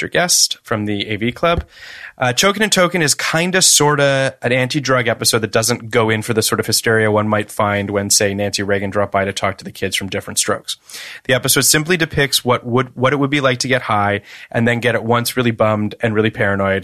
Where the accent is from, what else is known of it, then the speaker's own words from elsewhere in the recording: Toronto, Ontario, Canada; I grew up in Toronto